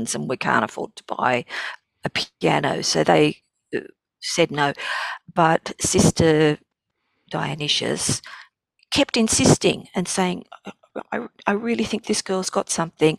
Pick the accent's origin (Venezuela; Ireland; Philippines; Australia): Australia; Sydney, New South Wales; growing up in Marrickville was an education in itself.